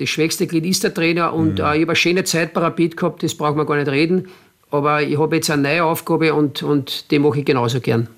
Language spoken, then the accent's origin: German; Mattersburg, Burgenland, Austria; moved away as an adult; also born or lived in Basque Country / Germany; now in Linz, Austria; Mattersburg natürlich äh, ist mein Heimatclub, es ist meine Heimatstadt